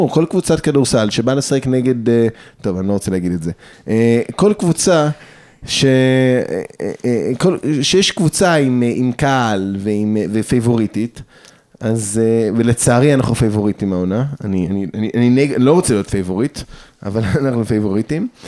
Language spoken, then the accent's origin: Hebrew; Jerusalem, Jerusalem District, Israel; רק אני ירושלמי, אחרים לא, מירושלמים, אבל הם מהר אדר, ממעלה אדומים